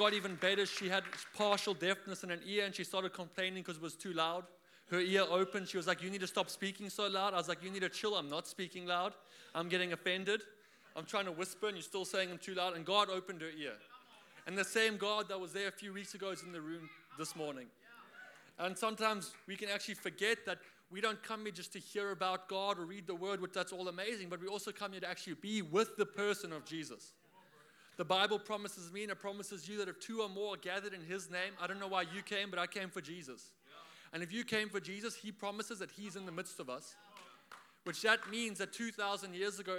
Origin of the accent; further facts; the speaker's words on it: South Africa; now in Australia; I am from South Africa. For all of you who are wondering where that accent is from